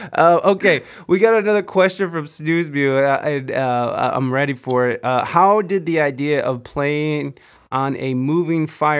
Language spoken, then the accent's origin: English; Toledo, Ohio, United States; They'll be like, oh, you're from Toledo. Well, I'm from East Toledo.